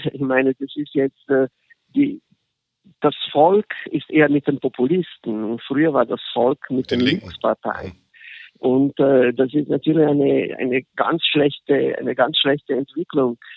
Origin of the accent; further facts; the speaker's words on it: Genoa, Liguria, Italy; born there; von meiner, von meiner Geburtsstadt in Genua.